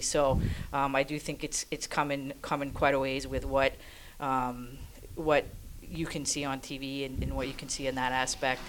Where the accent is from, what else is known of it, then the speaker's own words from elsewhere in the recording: Maine, United States; I grew up in Maine